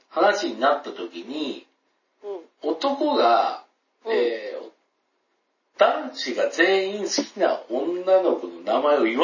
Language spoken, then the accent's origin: Japanese; Kansai, Japan; accent: Kansai dialect; うちはもうその関西弁にずっと帰らないと思って